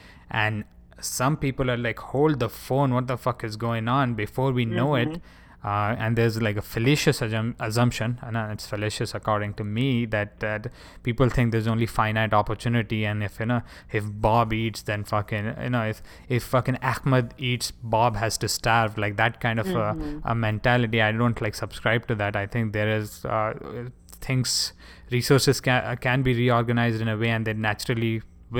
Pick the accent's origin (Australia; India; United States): India; moved away; my home country